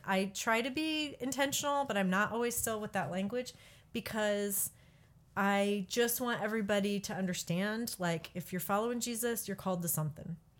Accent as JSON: {"language": "English", "town": "Peoria", "region": "Illinois", "country": "United States", "tie": "born or raised there", "also_born_or_lived": "Michigan", "moved": "yes", "lives_now": "Kansas, United States", "said": "I grew up in Peoria, Bartonville, Illinois."}